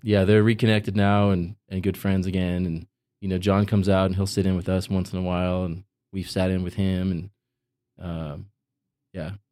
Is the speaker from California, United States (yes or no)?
yes; Visalia, California, United States; moved away as an adult; also born or lived in Boston; I had just moved there from my hometown of Visalia, California